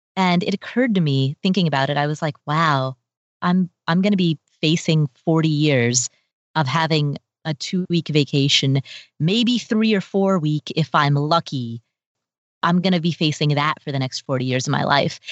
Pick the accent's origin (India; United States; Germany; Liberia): United States; Cincinnati, Ohio; also born or lived in Kathmandu, Nepal; I grew up in Cincinnati, Ohio